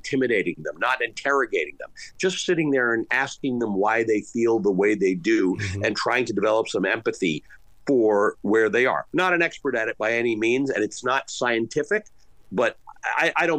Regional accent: Canada; now in United States; I grew up in Canada

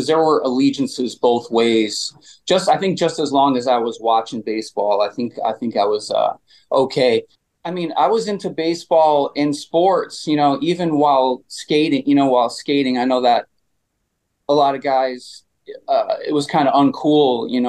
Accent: Connecticut, United States; moved away as an adult; also born or lived in Allston, Massachusetts; now in Boston, United States; Yeah, so I grew up in Connecticut. I grew up right in between Bridgeport and New Haven, Connecticut, in the Valley.

